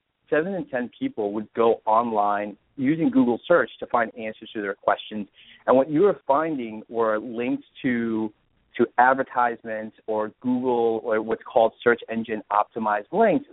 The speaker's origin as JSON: {"language": "English", "region": "New Jersey", "country": "United States", "tie": "born or raised there", "also_born_or_lived": "California", "moved": "yes", "said": "I grew up in New Jersey, and I'm an East Coast guy"}